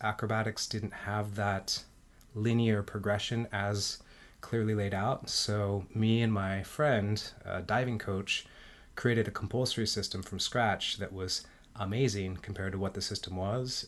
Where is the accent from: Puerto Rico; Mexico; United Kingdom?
Mexico; Mexico City; I was born in Mexico City. My dad is Mexican. My mom is American.